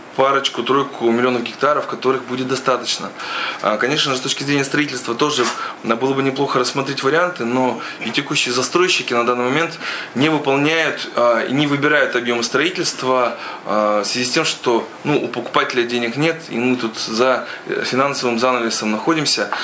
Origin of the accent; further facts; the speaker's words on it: Chelyabinsk Oblast, Russia; это еще и жители Челябинской области